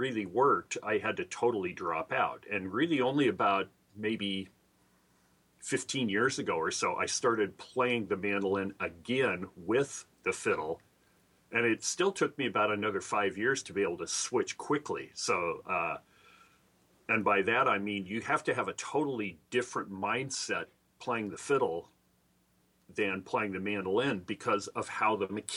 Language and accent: English; Idaho, United States; moved away as an adult; now in Seattle, United States; I'm originally from Idaho. So I moved over to Seattle in 79 when I was 20.